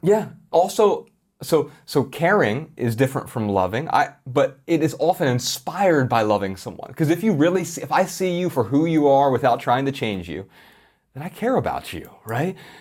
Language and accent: English; Columbus, Ohio, United States; Growing up in Columbus, Ohio